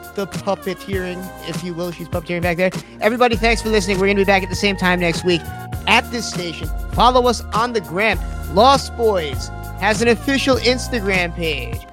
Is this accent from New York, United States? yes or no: yes; the Hamptons, New York, United States; I'm from the Hamptons.